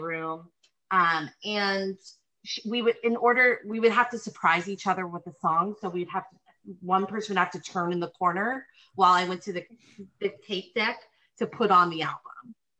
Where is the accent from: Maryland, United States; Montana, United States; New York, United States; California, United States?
California, United States; Northern; I grew up in Northern California, 7-year-old, 8-year-old